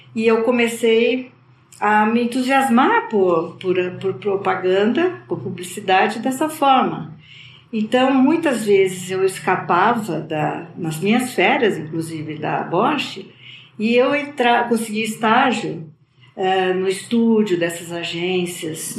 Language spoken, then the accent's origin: Portuguese; Campinas, São Paulo, Brazil; Eu nasci em Campinas, no interior de São Paulo.